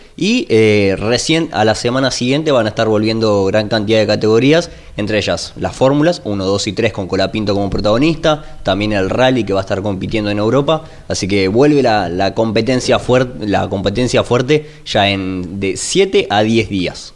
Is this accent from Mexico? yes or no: no; Argentina; nosotros como argentinos